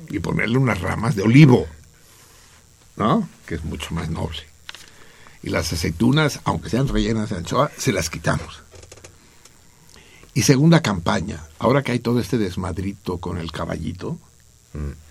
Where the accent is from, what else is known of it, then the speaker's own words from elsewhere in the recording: Mexico; una a las 12 de la noche sí somos mexicanos, me cae, sí amamos, tú amas a la patria.